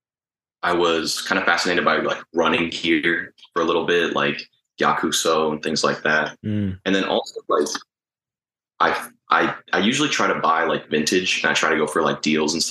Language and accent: English; Tampa, Florida, United States; also born or lived in Long Island, New York / Uruguay (family); I was born in Long Island, but we moved to Tampa when I was like 3 or 4.